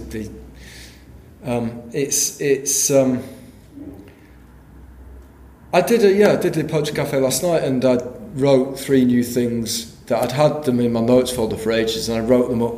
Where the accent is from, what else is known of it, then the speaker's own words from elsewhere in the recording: Yorkshire and the Humber, United Kingdom; I'm from Yorkshire